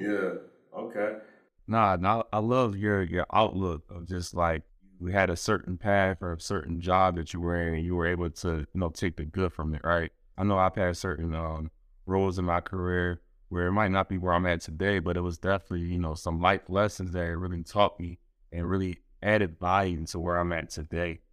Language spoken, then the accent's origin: English; Philadelphia, Pennsylvania, United States; I'm originally from Philly